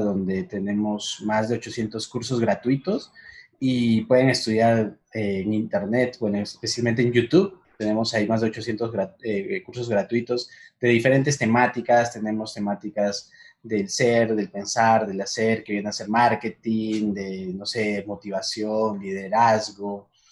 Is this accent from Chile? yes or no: no; Huancayo, Junín, Peru; moved away as an adult; now in Medellín, Colombia; soy peruano, nací en Huancayo